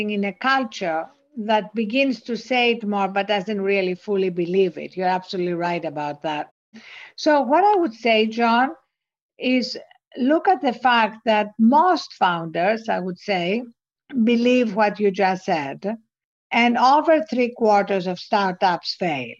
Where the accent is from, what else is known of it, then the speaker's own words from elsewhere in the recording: Greece; accent: Greek; English is a second language; also born or lived in England / New York; now in United States; as you can hear from my accent, I wasn't born in this country. I was born in Greece. I went to school in England